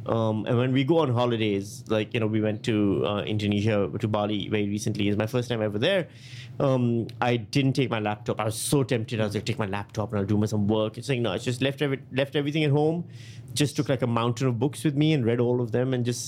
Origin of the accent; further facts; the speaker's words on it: Pakistan; also born or lived in Thailand; I'm from Pakistan, India. And then I spent a lot of time in Thailand and these places.